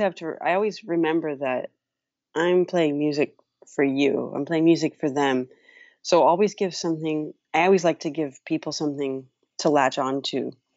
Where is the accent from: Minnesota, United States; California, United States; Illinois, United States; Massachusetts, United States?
California, United States; Los Angeles; when I was growing up in Los Angeles